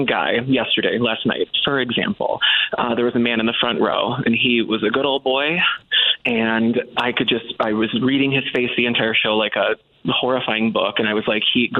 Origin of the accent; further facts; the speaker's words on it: Detroit, Michigan, United States; I'm from Detroit.